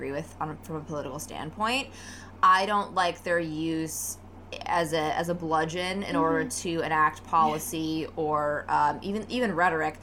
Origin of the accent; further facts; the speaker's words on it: Wyoming, United States; I was raised in a red state, I was raised in Wyoming